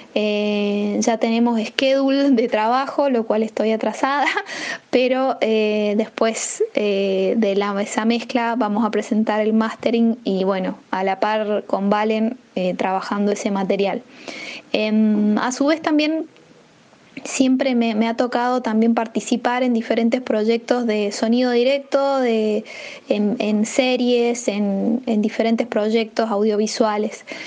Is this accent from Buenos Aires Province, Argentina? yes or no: no; San Juan, Argentina; moved away; also born or lived in San Luis, Argentina / Mendoza, Argentina; me voy a San Juan, que es el lugar donde yo nací